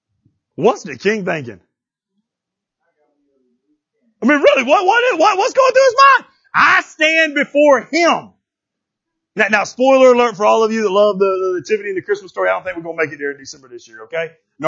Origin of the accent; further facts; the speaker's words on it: Florida, United States; I'm from Florida.